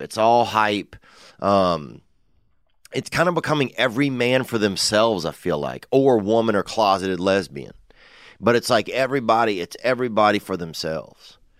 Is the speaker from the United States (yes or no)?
yes; Covington, Louisiana, United States; from Covington, Louisiana, and that's my hometown